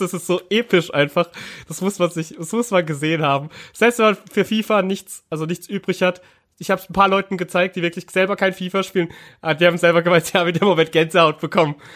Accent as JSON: {"language": "German", "town": "Karlsruhe", "region": "Baden-Württemberg", "country": "Germany", "tie": "born or raised there", "moved": "yes", "said": "obwohl ich wirklich ja gebürtiger Karlsruher bin und auch schon seit Kind auch Fan"}